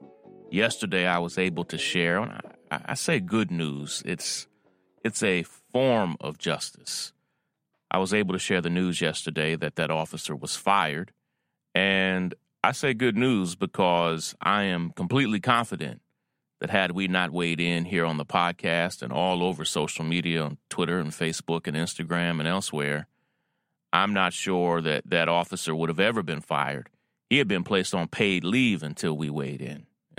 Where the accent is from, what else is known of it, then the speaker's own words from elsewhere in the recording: Versailles, Kentucky, United States; As you may know, I was born and raised in Kentucky, Versailles, Kentucky, which is like the town from France, but we're country